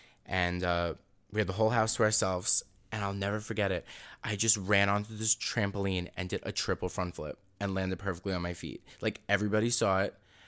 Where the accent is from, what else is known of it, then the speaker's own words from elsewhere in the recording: Staten Island, New York, United States; Well, I'm from Staten Island. Everybody in Staten Island is like very big on Trump.